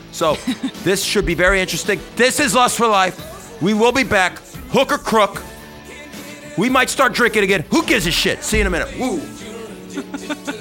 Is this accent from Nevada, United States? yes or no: yes; Las Vegas, Nevada, United States; Las Vegas, my hometown